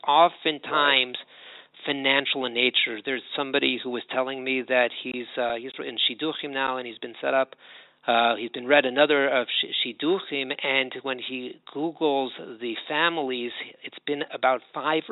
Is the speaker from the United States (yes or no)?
yes; Los Angeles, California, United States; now in Jerusalem, Israel; I'm originally from Los Angeles